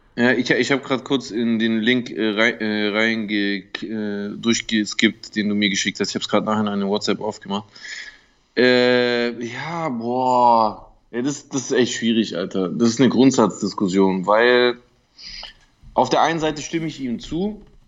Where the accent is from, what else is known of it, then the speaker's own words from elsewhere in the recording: Germany; als Deutscher